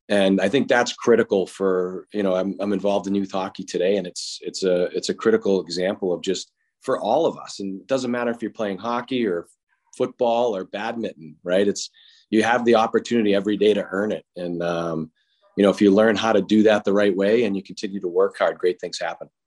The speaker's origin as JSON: {"language": "English", "town": "Boston", "region": "Massachusetts", "country": "United States", "tie": "born or raised there", "said": "growing up in Boston"}